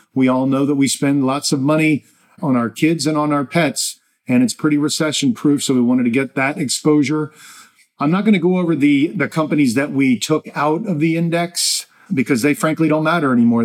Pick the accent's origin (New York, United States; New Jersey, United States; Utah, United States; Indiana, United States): New Jersey, United States; I'm from Jersey